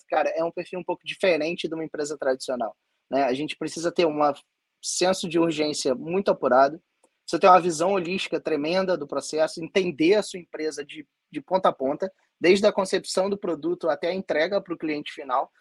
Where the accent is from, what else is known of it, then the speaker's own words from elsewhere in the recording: Rio de Janeiro, Brazil; eu sou aqui do Rio de Janeiro